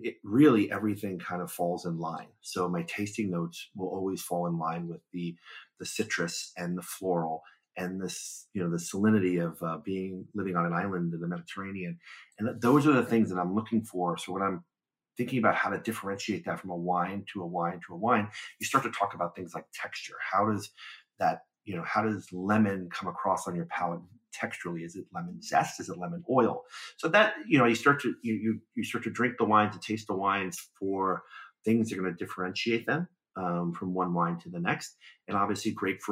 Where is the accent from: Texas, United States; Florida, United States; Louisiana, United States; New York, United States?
New York, United States; New York City; moved away as an adult; also born or lived in south of Italy; now in California, United States; I grew up in Brooklyn, New York